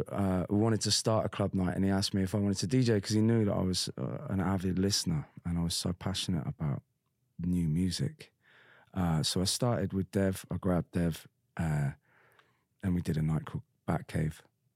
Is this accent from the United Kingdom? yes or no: yes; Bristol, Devon, South West England, United Kingdom; I grew up in Bristol for a bit and then Devon. And it's all very white working class kind of vibe